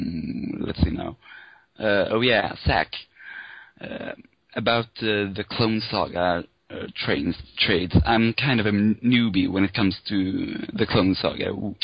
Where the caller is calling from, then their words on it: Sweden; I'm calling from Sweden, actually.